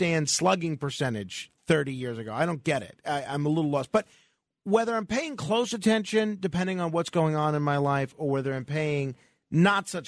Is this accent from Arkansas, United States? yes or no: no; New York, United States; we New Yorkers